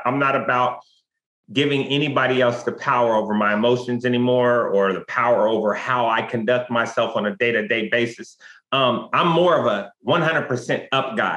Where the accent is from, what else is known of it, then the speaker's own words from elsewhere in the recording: West Coast, United States; I'm from the West Coast